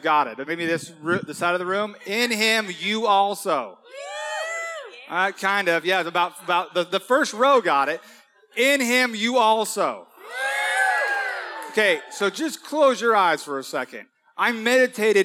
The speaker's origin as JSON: {"language": "English", "town": "Huntington Beach", "region": "California", "country": "United States", "tie": "born or raised there", "said": "This is my hometown, born and raised in Huntington Beach."}